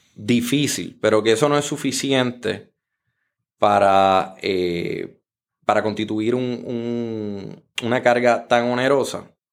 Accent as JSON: {"language": "Spanish", "country": "Puerto Rico"}